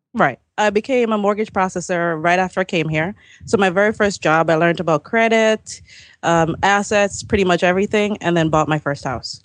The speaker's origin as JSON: {"language": "English", "country": "Jamaica", "moved": "as an adult", "lives_now": "Maryland, United States", "said": "I came from Jamaica in ninety-nine"}